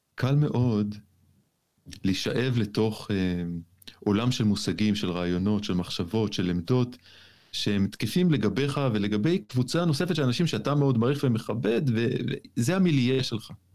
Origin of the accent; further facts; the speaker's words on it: Jerusalem, Jerusalem District, Israel; בתור ירושלמי אני יודע על מה אני מדבר בהקשר הזה. אני כן. לא הייתי מי שאני היום אם לא הייתי ירושלמי